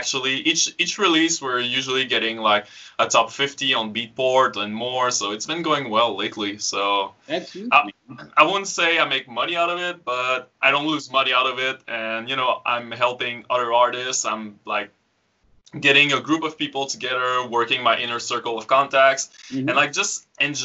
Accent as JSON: {"language": "English", "town": "Frampton", "region": "Quebec", "country": "Canada", "tie": "born or raised there", "said": "So, I'm from Quebec. I grew up in the middle of nowhere with, you know, my only neighbors were probably tractors and cows and stuff like that. Yeah, I live really in a small village called Frampton."}